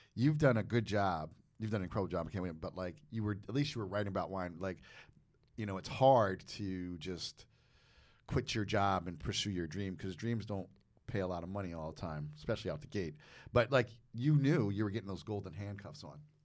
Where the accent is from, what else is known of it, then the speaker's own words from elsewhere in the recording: United States; I'm from New Jersey, New York